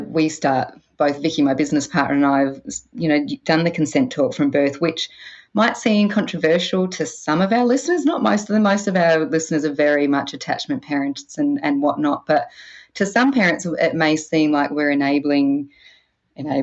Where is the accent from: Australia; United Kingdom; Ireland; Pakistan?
Australia; South Australia; moved away; I grew up in South Australia